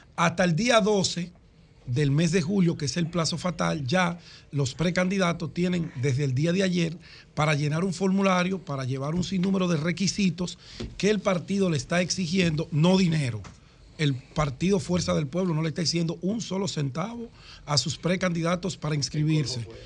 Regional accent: Dominican Republic; nosotros como dominicanos

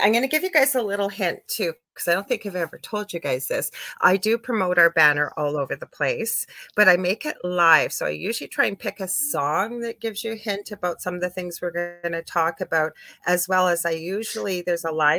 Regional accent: Canada; I'm a Canadian clairvoyant medium

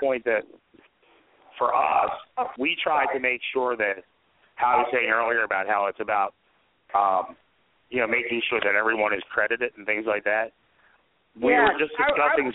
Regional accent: Philadelphia, Pennsylvania, United States; we're from Philly

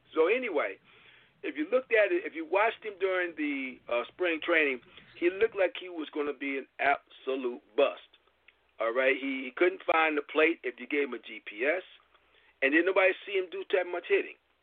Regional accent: Michigan, United States; I'm from Michigan

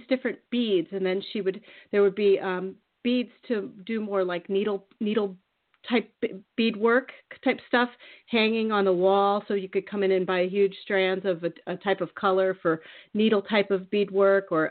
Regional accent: Iowa, United States; I grew up in Iowa, but then I spent my summers in Minneapolis

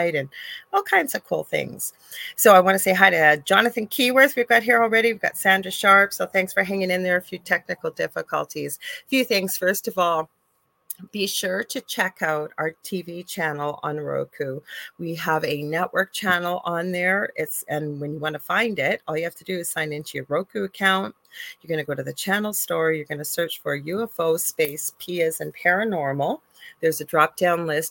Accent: Canada; I'm a Canadian clairvoyant

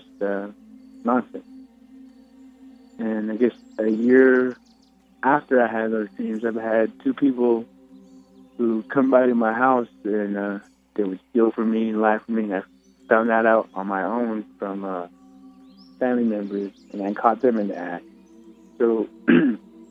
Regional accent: Farmington, New Mexico, United States; I'm from a town called Farmington, New Mexico. It's in the Four Corners area.

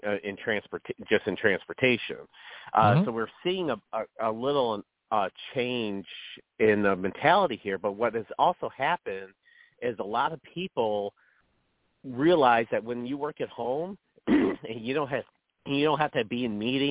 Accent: Chicago, Illinois, United States; moved away; also born or lived in the South; I'm from Chicago originally

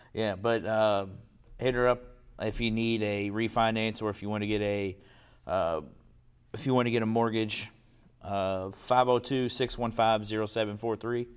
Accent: Louisville, Kentucky, United States; we played on concrete because we grew up in Portland.

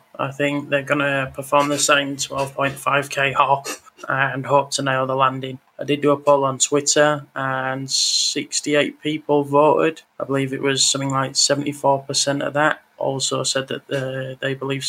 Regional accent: United Kingdom; being a Brit and being into rockets

